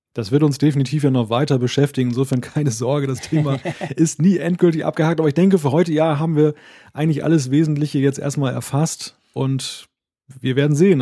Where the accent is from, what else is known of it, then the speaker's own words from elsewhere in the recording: Northern Germany, Germany; den Norddeutschen